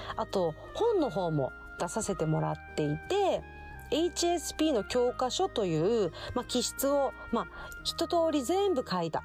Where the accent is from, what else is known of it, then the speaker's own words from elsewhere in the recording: Okinawa, Japan; 沖縄出身の、えー、沖縄在住で、まあ、生まれも育ちも沖縄っていうとこなんですけど